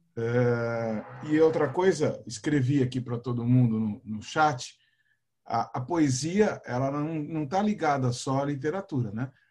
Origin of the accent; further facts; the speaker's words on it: Santos, São Paulo, Brazil; eu sou de Santos